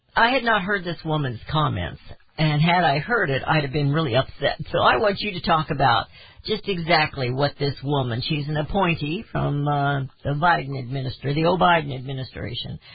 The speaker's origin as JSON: {"language": "English", "country": "United States", "said": "as Americans"}